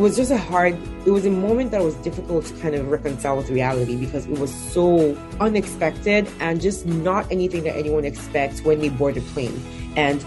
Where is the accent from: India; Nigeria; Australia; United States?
Nigeria; I grew up in Nigeria, which is where I was born and where I'm from.